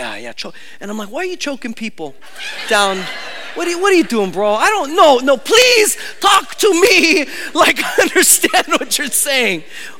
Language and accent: English; California, United States; but I was like from California.